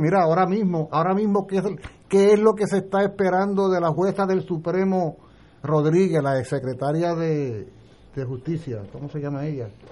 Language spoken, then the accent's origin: Spanish; Puerto Rico; yo soy tan ciudadano puertorriqueño